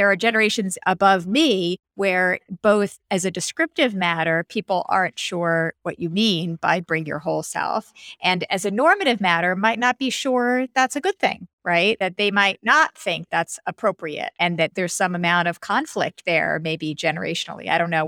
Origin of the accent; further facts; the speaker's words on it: New York, United States; being a New Yorker